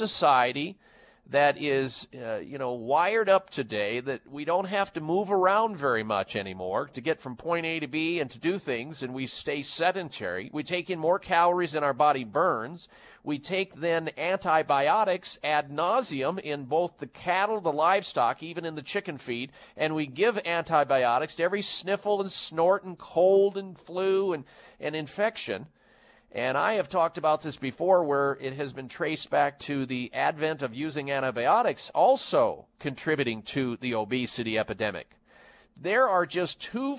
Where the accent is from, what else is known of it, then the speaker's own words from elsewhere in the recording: Midwest, United States; I was raised in the Midwest